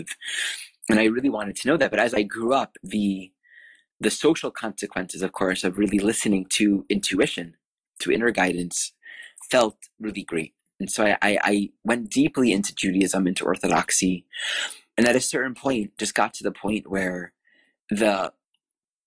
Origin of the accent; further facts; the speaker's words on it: Wanamassa, New Jersey, United States; I grew up in Wanamassa, New Jersey